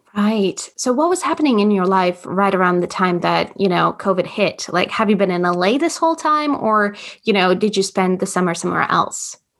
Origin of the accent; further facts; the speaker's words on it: Latvia; growing up in Latvia, we have an amazing theater scene